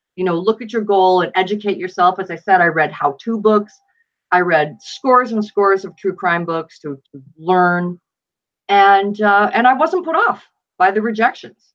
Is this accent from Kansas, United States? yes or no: no; Buffalo, New York, United States; I grew up in Buffalo, New York, and my father was actually a police officer there for 34 years